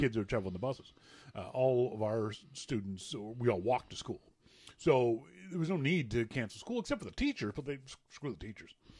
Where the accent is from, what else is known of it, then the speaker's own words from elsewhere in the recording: Nova Scotia, Canada; moved away; in my Nova Scotia brain